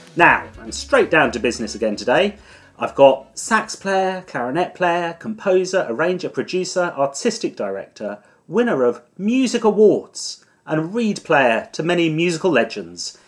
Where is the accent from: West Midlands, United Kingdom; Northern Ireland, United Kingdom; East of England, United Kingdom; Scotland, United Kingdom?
East of England, United Kingdom; Suffolk; I'm from Suffolk